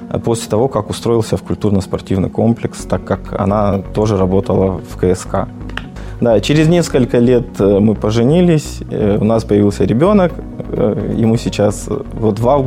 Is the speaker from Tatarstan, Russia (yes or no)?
no; Vladikavkaz, North Ossetia–Alania, Russia; born there; now in Mirny, Russia; Я родился в Республике Северная Осетия Алания, э, в городе Орджоникидзе на тот момент. Сейчас это город Владикавказ.